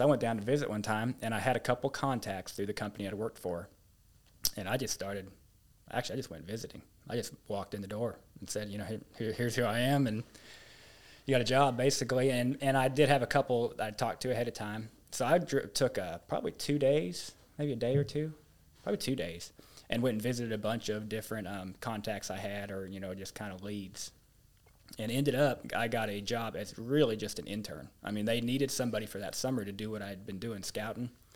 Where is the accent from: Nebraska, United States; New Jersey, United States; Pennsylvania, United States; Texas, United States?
Nebraska, United States; rural central; now in Paragould, United States; from western Nebraska, central Nebraska. Um, kinda middle of nowhere, rural Nebraska. And, um, grew up there